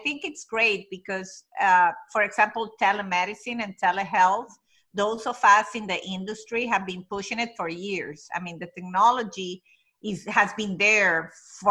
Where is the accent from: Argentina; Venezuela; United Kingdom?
Venezuela; now in United States; I was born and raised in Venezuela, but my family is Italian